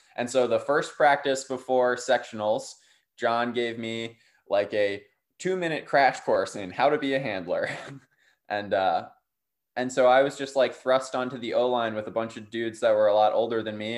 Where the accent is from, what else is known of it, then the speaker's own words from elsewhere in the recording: Durham, North Carolina, United States; I grew up in Durham, North Carolina